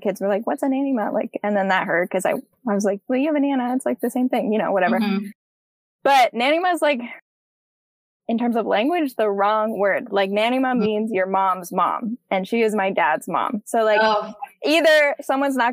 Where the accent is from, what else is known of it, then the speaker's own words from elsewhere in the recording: Canada; I'm culturally Canadian and I have nothing else